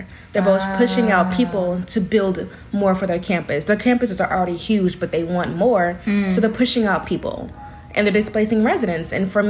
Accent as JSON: {"language": "English", "town": "Raleigh", "region": "North Carolina", "country": "United States", "also_born_or_lived": "Virginia / Philadelphia", "moved": "as an adult", "lives_now": "New York, United States", "said": "Well, I'm from Raleigh, North Carolina"}